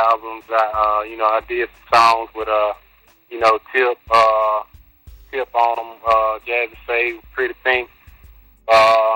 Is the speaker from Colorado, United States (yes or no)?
no; Memphis, Tennessee, United States; I'm from East Memphis